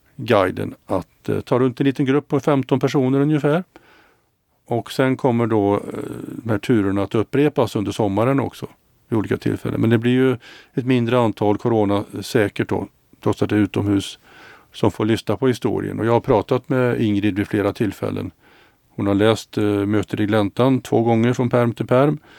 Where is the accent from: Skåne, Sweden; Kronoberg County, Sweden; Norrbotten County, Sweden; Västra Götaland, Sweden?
Västra Götaland, Sweden; Mariestad; also born or lived in Gothenburg / Luleå; now in Stockholm, Sweden; Mariestad där jag är född och Göteborg och Luleå där jag har bott och Stockholm nu då